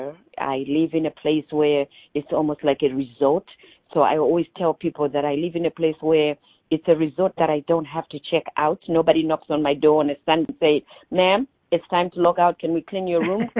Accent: Zimbabwe; now in Orlando, United States; I'm originally from Zimbabwe. I was born and raised in Zimbabwe.

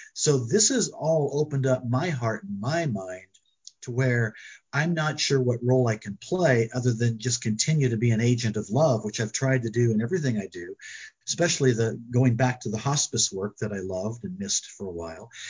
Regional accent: Springfield, Illinois, United States; when I was a little boy growing up in Springfield, Illinois

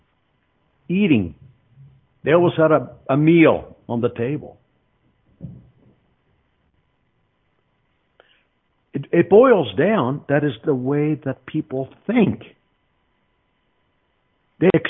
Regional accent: Mexico City, Mexico; also born or lived in Greenfield, Iowa; now in Colorado, United States; I came from Mexico City. And my family was not a wealthy family by any means.

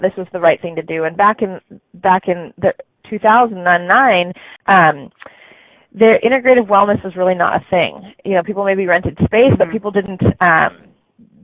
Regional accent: Santa Cruz, California, United States; I'm from California and Santa Cruz

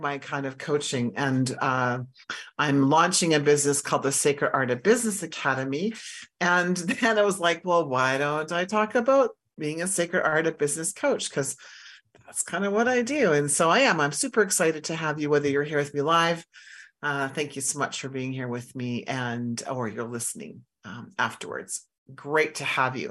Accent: Saskatchewan, Canada; I grew up in Saskatchewan

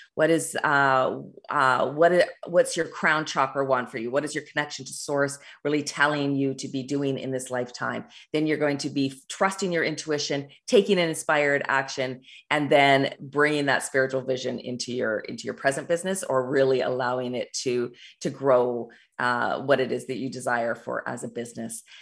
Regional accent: Canada; also born or lived in Alberta, Canada; I live in Alberta, Canada

